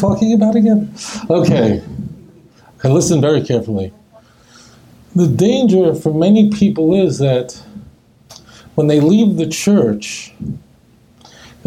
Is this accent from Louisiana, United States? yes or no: no; New York City, New York, United States; when I was a kid growing up in Brooklyn